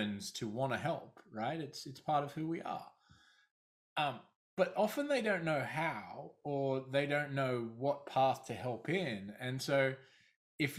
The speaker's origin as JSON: {"language": "English", "country": "Australia", "also_born_or_lived": "London", "accent": "Australian", "moved": "as an adult", "said": "I started out my career in Australia. Obviously, my accent is from there"}